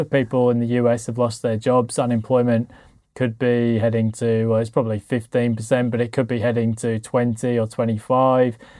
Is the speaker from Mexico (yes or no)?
no; United Kingdom; I'm British